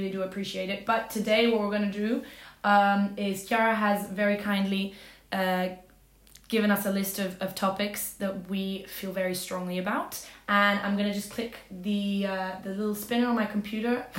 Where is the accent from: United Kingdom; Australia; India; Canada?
Australia; I grew up in Australia, and I have, like, a very Latin family